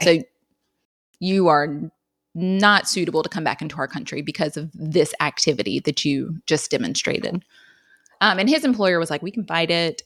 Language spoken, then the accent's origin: English; Wilmington, North Carolina, United States; I'm from Wilmington, like you mentioned, and then I stayed and went to U N C